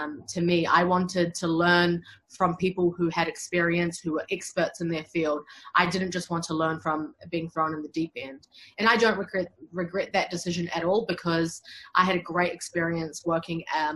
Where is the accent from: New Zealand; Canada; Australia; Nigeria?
New Zealand; build myself up as a lawyer in my home country